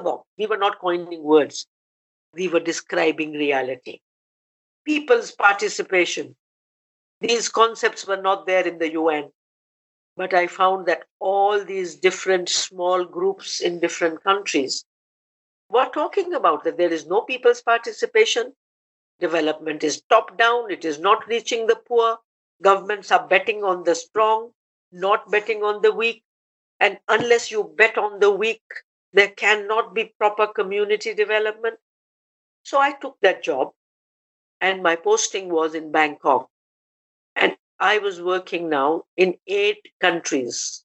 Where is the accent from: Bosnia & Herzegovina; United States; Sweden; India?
India; also born or lived in Germany; I, as an Indian